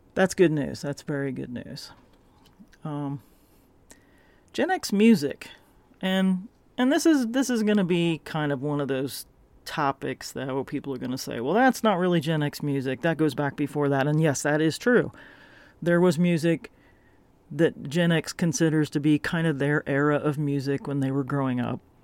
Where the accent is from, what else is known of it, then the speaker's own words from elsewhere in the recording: the South, United States; moved away; I grew up in the South